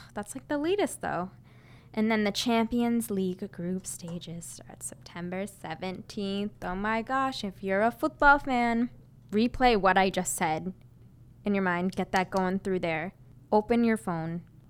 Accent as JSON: {"language": "English", "region": "Massachusetts", "country": "United States", "tie": "born or raised there", "said": "So I grew up 25 minutes outside of Boston. It's in a town right near, if you know where Framingham is, you'll probably know where my town is."}